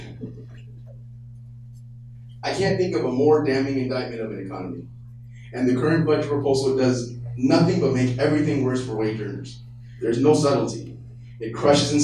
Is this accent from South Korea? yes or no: no; Tracy, California, United States; also born or lived in Oakland, California; Born in Oakland, California, I was raised in Tracy by hardworking parents